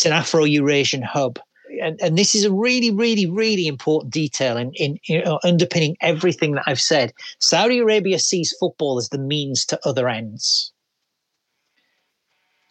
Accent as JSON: {"language": "English", "region": "England", "country": "United Kingdom", "said": "as an English guy"}